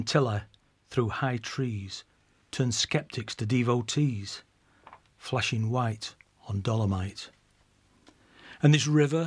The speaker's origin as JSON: {"language": "English", "town": "Doncaster", "region": "Yorkshire and the Humber", "country": "United Kingdom", "tie": "born or raised there", "said": "this is another one of my many odes to my hometown. I don't seem to be able to get away from writing about Doncaster"}